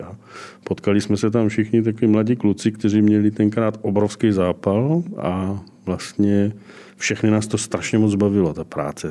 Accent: Brno, South Moravian Region, Czechia; also born or lived in Čeladná; Já jsem původem z Brna, nebo ze Střelicu Brna.

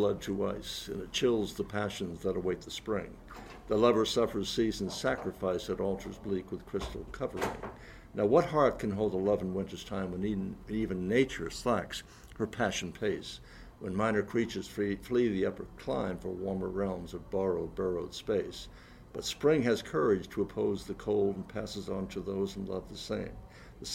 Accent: New England, United States; because I come from New England

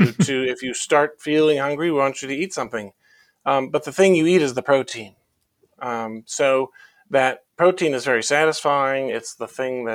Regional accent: Iowa, United States; I grew up in Iowa

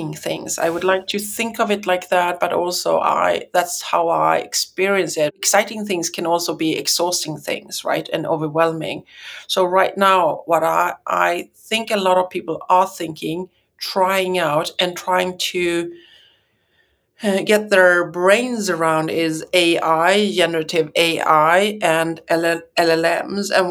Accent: Sweden

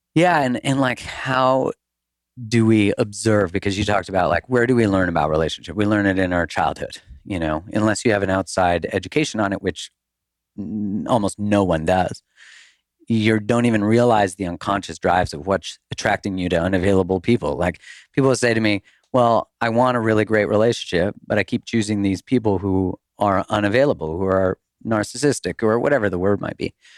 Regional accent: Canada; moved away as an adult; now in United States; I'm Canadian

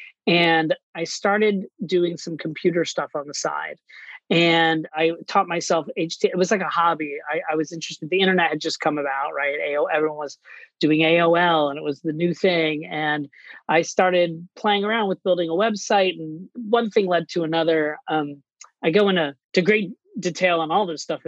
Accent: Orlando, Florida, United States; moved away as an adult; also born or lived in New York City / Miami; now in Boston, United States; I grew up in Orlando, Florida, and I moved to New York City to pursue a career

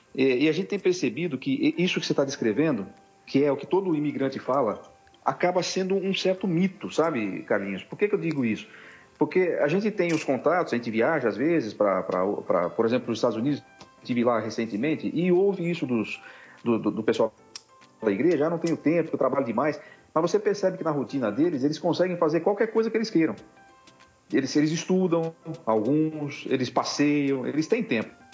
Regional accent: Tupi Paulista, São Paulo, Brazil; also born or lived in Rio Claro / Ribeirão Preto; now in Piracicaba, Brazil; eu fui criado no interior de São Paulo. Eu fui criado, eu fiquei um tempo em Tupi Paulista, lá perto da, da, do Mato Grosso.

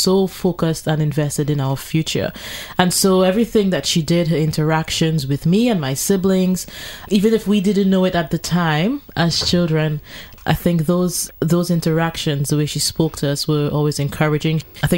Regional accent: Trinidad & Tobago; I have had my challenges growing up in Trinidad and Tobago.

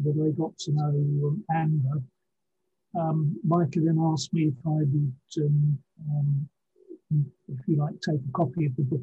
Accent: Henfield, South East England, United Kingdom; also born or lived in Brighton; now in Ipswich, United Kingdom; eventually settled just outside of Brighton, a village called Henfield, and just before I was five. So then I was sort of brought up in the Henfield village

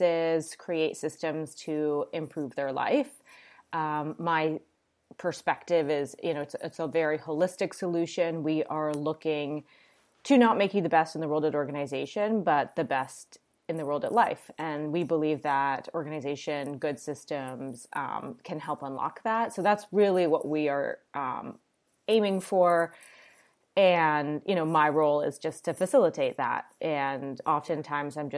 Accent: Toronto, Ontario, Canada; moved away; also born or lived in New York; I'm Canadian, I'm from Toronto.

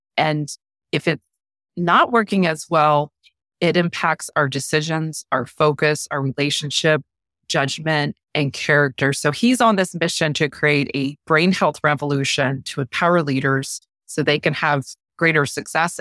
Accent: Norfolk, Virginia, United States; I'm a native Virginian. I'm about, uh, hours south of D C. I'm originally from Norfolk area and Hampton Roads area, so I've always been in this area.

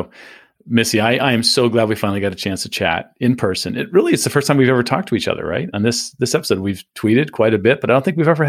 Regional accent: San Diego, California, United States; also born or lived in Phoenix; now in Tampa, United States; I grew up in San Diego, lived in Phoenix, and now we're in the Tampa, St. Pete area, all major metro areas.

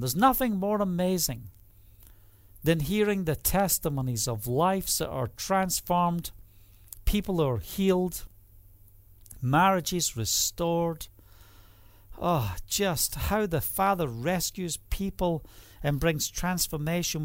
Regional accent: Scotland, United Kingdom; now in Israel; I'm also Scottish

